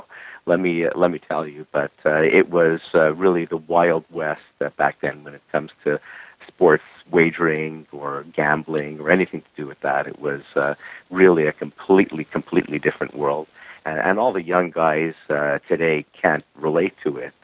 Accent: Montreal, Quebec, Canada; I'm from Montreal, Quebec, Canada, and I'm born, raised, and lived here pretty much all my life

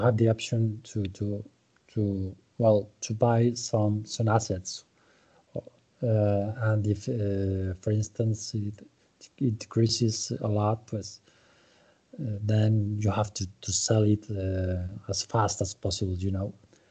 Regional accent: Zaragoza, Aragon, Spain; I was born in Zaragoza

